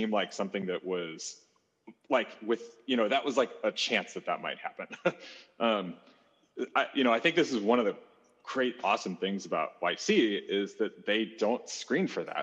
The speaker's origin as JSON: {"language": "English", "town": "St. Louis", "region": "Missouri", "country": "United States", "tie": "born or raised there", "said": "grew up born and raised in St. Louis"}